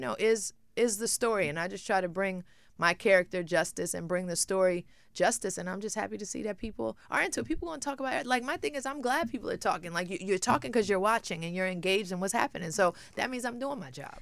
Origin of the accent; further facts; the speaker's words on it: Brooklyn, New York, United States; moved away; when I grew up in Brooklyn, it was a different upbringing